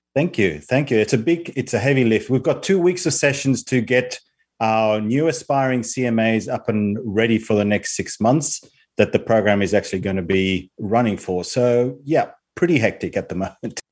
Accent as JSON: {"language": "English", "country": "Spain", "tie": "born or raised there", "also_born_or_lived": "Australia", "moved": "as an adult", "lives_now": "United Kingdom", "said": "I'm currently living in the UK, although I've spent most of my life in Australia, um, despite growing up in Spain for my first 17 years."}